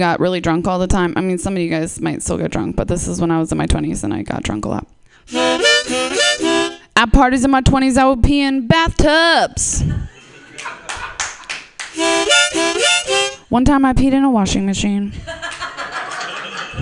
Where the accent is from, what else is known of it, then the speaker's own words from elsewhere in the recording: East Coast, United States; moved away; also born or lived in Seattle; I'm from the East Coast